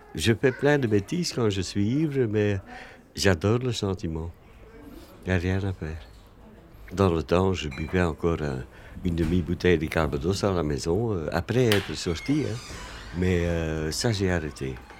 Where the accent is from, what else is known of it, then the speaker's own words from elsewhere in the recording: Flanders, Belgium; now in Brussels, Belgium; je suis né en Flandre, mais je suis un très mauvais flamand